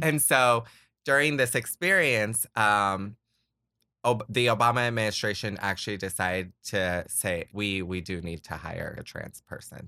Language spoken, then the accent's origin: English; Florida, United States; also born or lived in Puerto Rico / Pompano Beach / Kissimmee; I am from Puerto Rico. I was raised in Florida. I grew up in the first half of my childhood in Pompano Beach, just outside of Fort Lauderdale. Um, so eventually we, uh, moved to Orlando and settled in Kissimmee